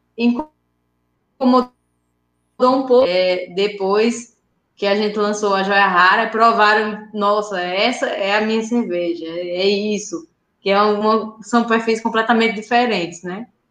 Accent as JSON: {"language": "Portuguese", "town": "Sousa", "region": "Paraíba", "country": "Brazil", "moved": "as an adult", "lives_now": "Campina Grande, Brazil", "said": "a gente é de Souza, que é uma cidade mais no interior"}